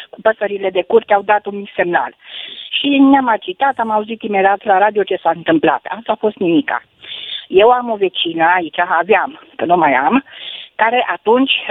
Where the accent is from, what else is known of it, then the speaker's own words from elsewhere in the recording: Vadu Crișului, Bihor County, Romania; sunt din Vadul Crișului